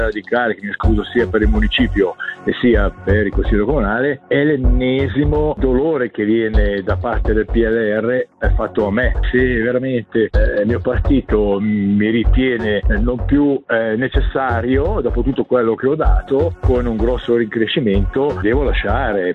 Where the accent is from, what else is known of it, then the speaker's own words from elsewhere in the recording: Mendrisiotto, Ticino, Switzerland; sono del Mendrisioti